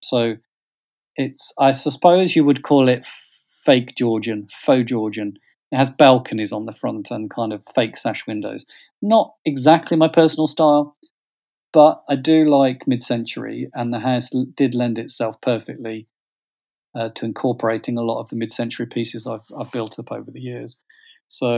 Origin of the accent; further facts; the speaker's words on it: West Midlands, United Kingdom; moved away as an adult; also born or lived in Brighton; growing up in the Midlands